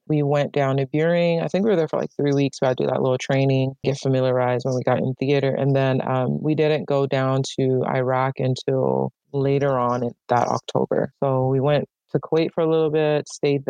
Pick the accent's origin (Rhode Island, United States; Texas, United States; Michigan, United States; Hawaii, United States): Hawaii, United States; moved away as an adult; I grew up in Hawaii and there's a lot of military presence there